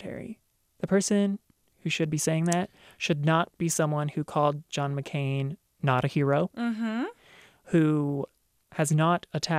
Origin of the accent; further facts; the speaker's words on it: Baltimore, Maryland, United States; I'm from Baltimore.